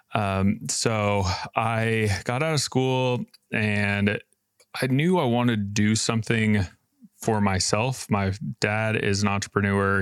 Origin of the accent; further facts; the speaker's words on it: Boise, Idaho, United States; I'm from Boise, Idaho